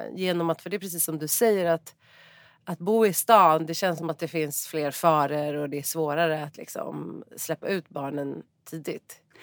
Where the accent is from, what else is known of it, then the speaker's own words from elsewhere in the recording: Stockholm, Stockholm County, Sweden; also born or lived in Mallorca; jag är uppvuxen i Solna och i Kista och det är ändå en förort till Stockholm